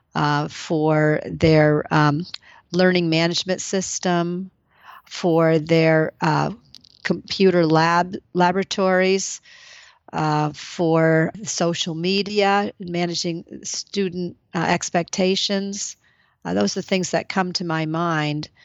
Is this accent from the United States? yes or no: yes; Maine, United States; now in Lowell, United States; it's my home state